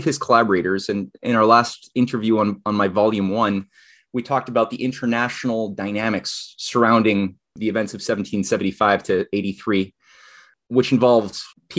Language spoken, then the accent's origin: English; Montreal, Quebec, Canada; speaking as a Canadian, since I'm based in Montreal